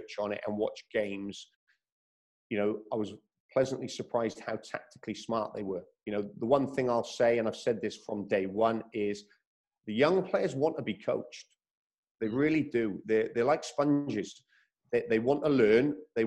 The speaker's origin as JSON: {"language": "English", "region": "Wales", "country": "United Kingdom", "tie": "born or raised there", "moved": "yes", "lives_now": "Australia", "said": "I'm from Wales. I'm very fortunate to be brought up from Wales"}